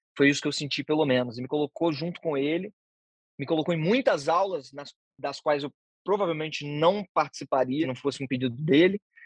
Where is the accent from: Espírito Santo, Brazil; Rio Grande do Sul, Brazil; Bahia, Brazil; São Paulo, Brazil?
Espírito Santo, Brazil; Vitória; also born or lived in Vila Velha; Fui nascido e criado em Santo Antônio, que é um dos primeiros bairros de Vitória